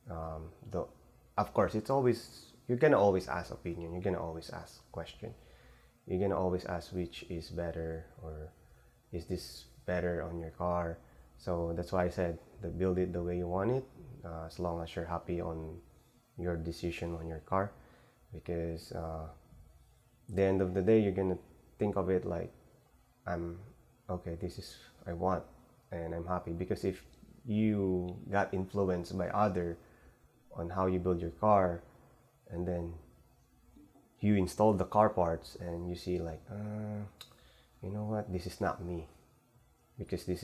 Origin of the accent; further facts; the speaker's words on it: California, United States; now in Los Angeles, United States; letting me go into car shows here in LA, even though we're from Bay Area.